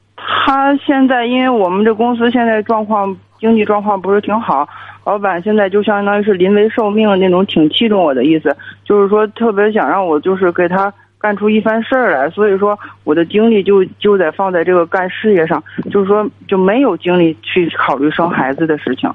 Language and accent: Chinese; Hebei, China; 我是河北的